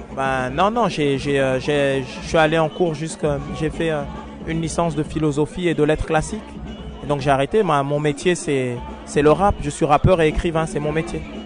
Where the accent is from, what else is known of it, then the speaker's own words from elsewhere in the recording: Strasbourg, Grand Est, France; on est de Strasbourg